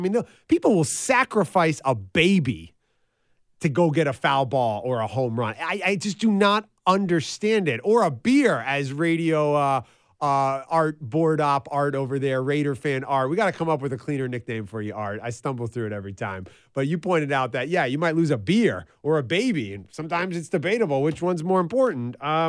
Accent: New York City, New York, United States; I'm a kid from New York City.

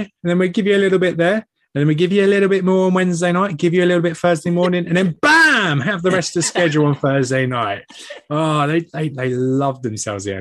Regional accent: England, United Kingdom; being an Englishman

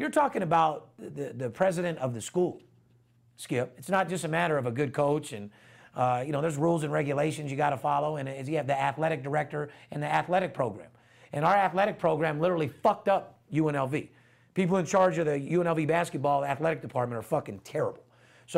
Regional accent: Las Vegas, Nevada, United States; third generation, born and raised in Las Vegas

